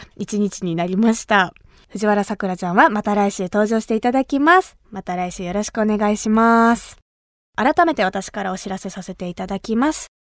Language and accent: Japanese; Kumamoto, Japan; accent: Kumamoto dialect; 熊本出身の